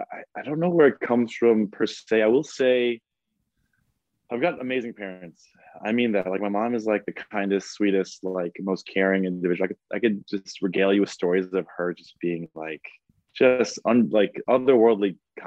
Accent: Long Island, New York, United States; 37. I know. Don't remind me. But yeah, so I grew up in Long Island. I'm one of five kids.

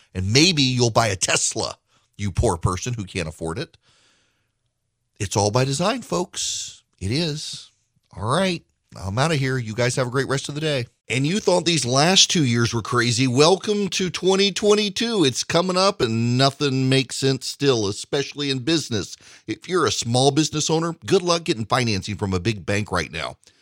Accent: the South, United States; I'm from the South

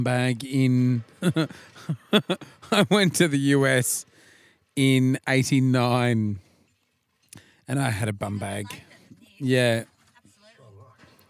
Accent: Australia; being Australian

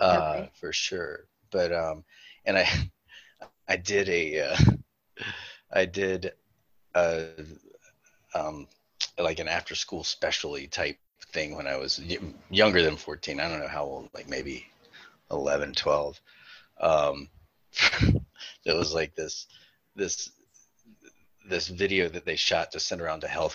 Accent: Winston-Salem, North Carolina, United States; moved away as an adult; also born or lived in Wilmington, North Carolina; now in Charleston, United States; I was born in Winston-Salem, North Carolina

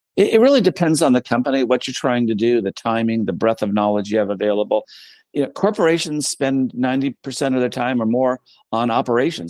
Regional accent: United States; as an American

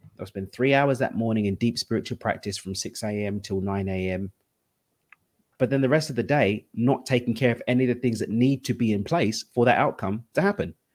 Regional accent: London, United Kingdom; now in Cabo San Lucas, Mexico; I'm from East London. That's where the accent's from, but I live in Cabo

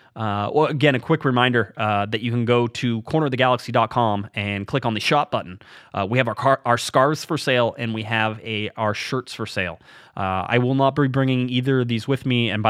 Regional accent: Orange County, California, United States; I'm from Orange County. I'm not part of Los Angeles

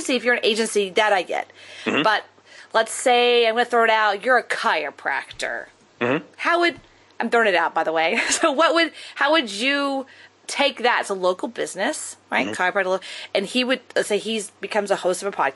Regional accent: Texas, United States; I'm from Texas and my dad was an oil man

